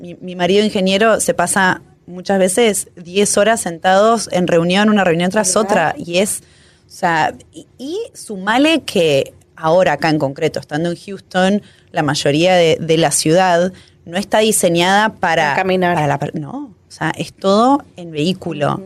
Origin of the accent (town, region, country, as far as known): Argentina